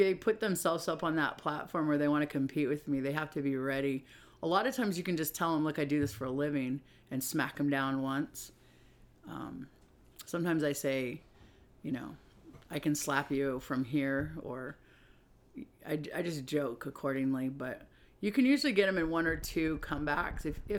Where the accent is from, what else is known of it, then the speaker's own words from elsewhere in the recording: Puyallup, Washington, United States; I'm from Puyallup, Washington, which is a small town